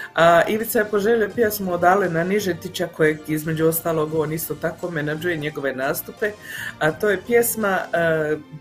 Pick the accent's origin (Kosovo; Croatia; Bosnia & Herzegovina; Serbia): Bosnia & Herzegovina; Mostar, Federation of Bosnia and Herzegovina; now in Calgary, Canada; kod nas u Mostaru